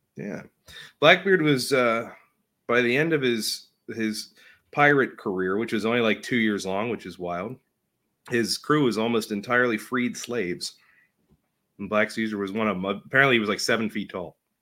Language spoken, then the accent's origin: English; Pittsburgh, Pennsylvania, United States; I was born above a steel mill